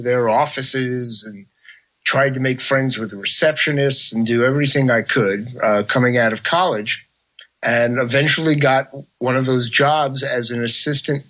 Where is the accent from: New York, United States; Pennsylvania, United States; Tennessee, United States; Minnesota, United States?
New York, United States; I grew up in New York.